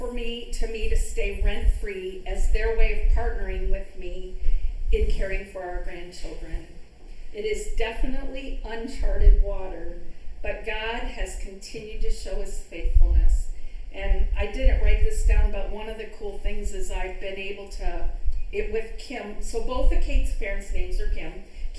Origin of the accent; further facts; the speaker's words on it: Midwest, United States; You have to know that we are Midwesterners all the way. I grew up in the Midwest.